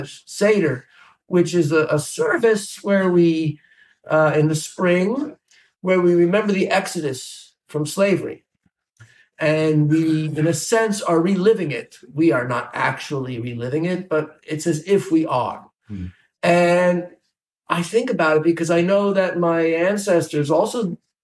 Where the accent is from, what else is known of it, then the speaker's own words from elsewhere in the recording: New Jersey, United States; moved away as an adult; also born or lived in Bronx, New York / Midwest; now in Indiana, United States; I grew up in New Jersey